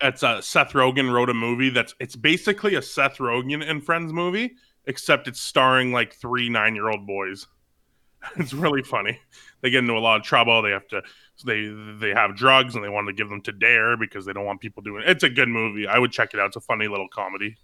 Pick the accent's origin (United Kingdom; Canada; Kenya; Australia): Canada; I'm Canadian